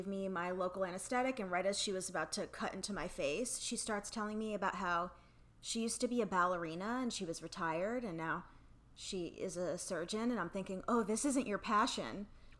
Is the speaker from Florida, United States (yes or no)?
yes; Florida, United States; moved away as an adult; now in New York, United States; And I'm from Florida.